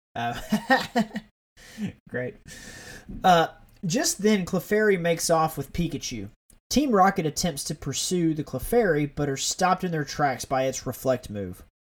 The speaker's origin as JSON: {"language": "English", "region": "Alabama", "country": "United States", "said": "I'm from Alabama. I'm in, like, gun country."}